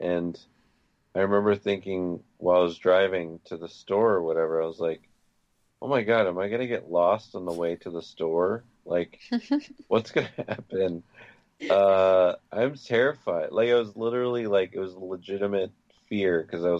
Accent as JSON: {"language": "English", "town": "Nottingham", "region": "New Hampshire", "country": "United States", "tie": "born or raised there", "moved": "yes", "lives_now": "Los Angeles, United States", "said": "I grew up in New Hampshire. It's pretty slow paced there, so. And I grew up in the woods in a log cabin."}